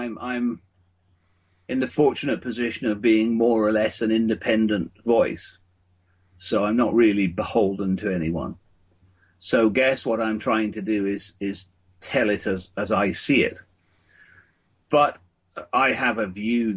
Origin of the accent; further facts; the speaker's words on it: Scotland, United Kingdom; moved away; both my wife and I come from Scotland, so we were very keen when our family started to come back to Scotland